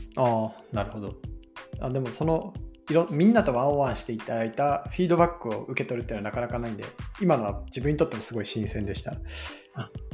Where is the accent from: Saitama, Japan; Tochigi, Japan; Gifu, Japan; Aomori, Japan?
Aomori, Japan; Hirosaki; moved away; 僕が弘前出身なんで